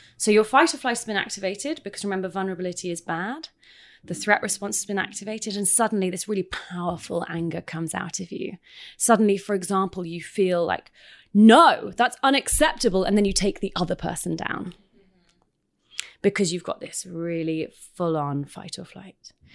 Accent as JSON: {"language": "English", "country": "United Kingdom", "moved": "yes", "said": "I'm British"}